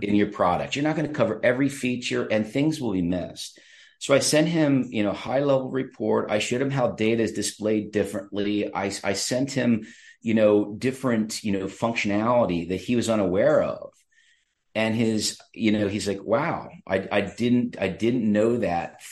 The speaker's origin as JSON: {"language": "English", "town": "State College", "region": "Pennsylvania", "country": "United States", "said": "I'm from State College"}